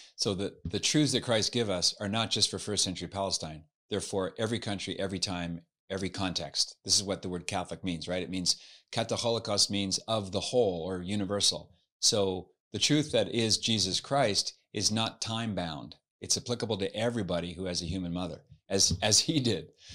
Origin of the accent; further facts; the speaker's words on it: Halifax, Nova Scotia, Canada; now in United States; I was, uh, born and raised in Halifax, Nova Scotia on the East Coast